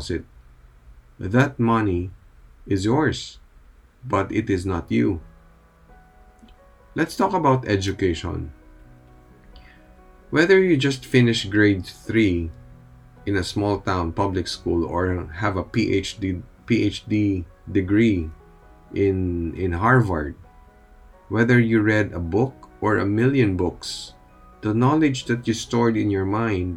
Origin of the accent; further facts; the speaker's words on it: Philippines; here in the Philippines, we are a predominantly Catholic nation